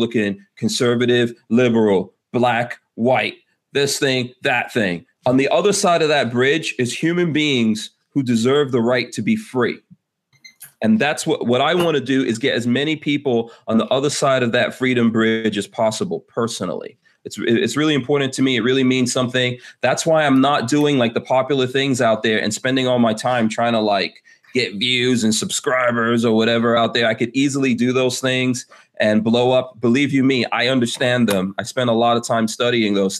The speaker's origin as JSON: {"language": "English", "town": "New York City", "region": "New York", "country": "United States", "tie": "born or raised there", "said": "I grew up in Far Rockaway"}